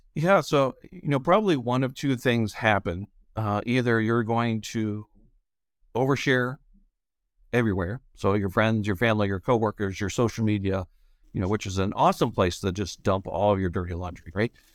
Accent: Beaver Falls, Pennsylvania, United States; moved away as an adult; also born or lived in Chicago / Indiana; now in Michigan, United States; I grew up outside of Western Pennsylvania, small town called Beaver Falls

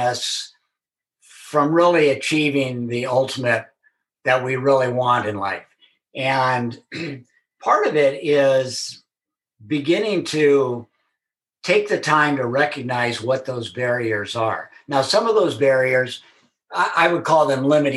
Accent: Southern California, United States; born and raised in Southern California

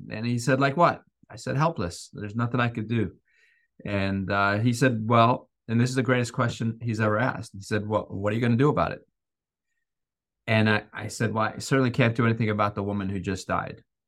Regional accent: Iran; moved away; I grew up in Iran

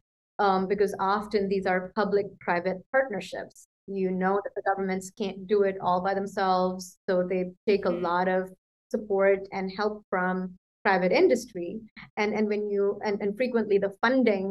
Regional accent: Punjab, India; where I come from, which is the northwestern part of India. It's, my home state is Punjab.

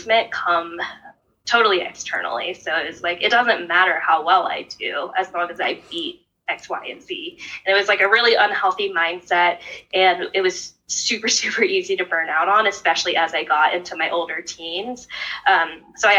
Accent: Northern Virginia, United States; I grew up in Northern Virginia outside of Washington, D.C.

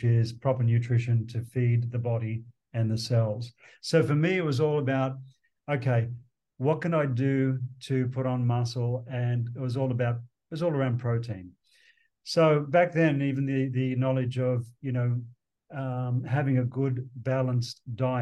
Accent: Sydney, New South Wales, Australia; moved away; growing up in Sydney, in Australia

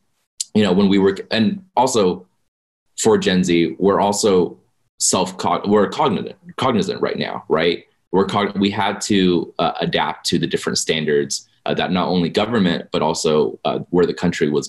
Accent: Las Vegas, Nevada, United States; born or raised there

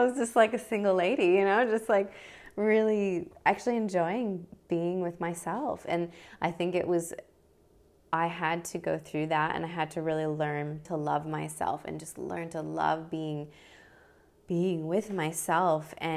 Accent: Midwest, United States; moved away as an adult; also born or lived in Brisbane, Australia; now in Sunshine Coast, Australia; So I'm originally from the States. I grew up in the Midwest part of America.

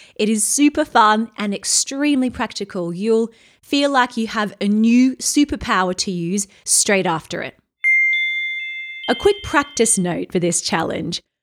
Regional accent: Australia; now in London, United Kingdom; I'm from Australia originally

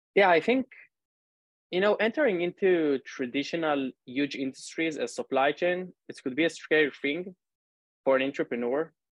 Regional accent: Northern District, Israel; now in Tel Aviv, Israel; I grew up and live in Israel, actually now in Tel Aviv. 30 years old, originally from the north of the country

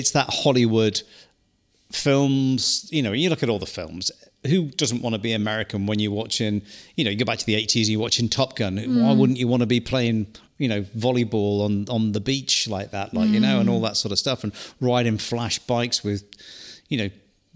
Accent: New Zealand; born or raised there; also born or lived in England

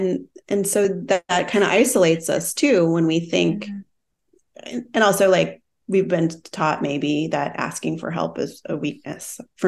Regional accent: Midwest, United States; I come from the Midwest, like we talked about that too. And there's this DIY mentality.

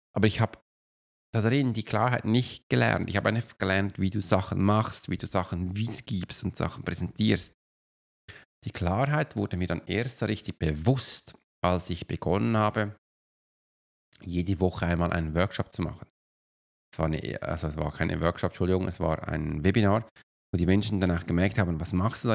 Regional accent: Switzerland; wenn ich als Schweizer nach Deutschland komme

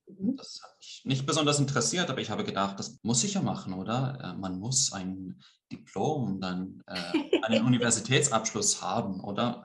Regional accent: Greece; accent: Swiss; first language Swiss German and Greek; moved away as an adult; also born or lived in Switzerland / London, United Kingdom; now in Almada, Portugal; ich bin halb Grieche, halb Schweizer. Äh, ich bin zwar hauptsächlich in Griechenland aufgewachsen, mhm. aber ich bin äh, Muttersprachler in beiden Sprachen, also Schweizerdeutsch, nicht Hochdeutsch

